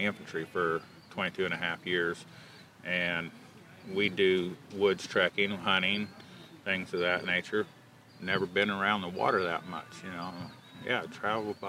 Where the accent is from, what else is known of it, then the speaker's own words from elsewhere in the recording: Covington, Indiana, United States; I'm from Covington, Indiana.